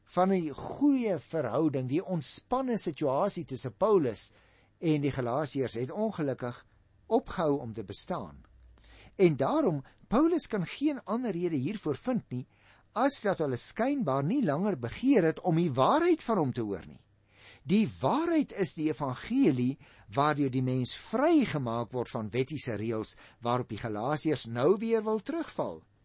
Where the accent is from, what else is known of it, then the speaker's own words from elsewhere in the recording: Paarl, Western Cape, South Africa; also born or lived in Stellenbosch; Ek is gebore en grootgeword in die Parel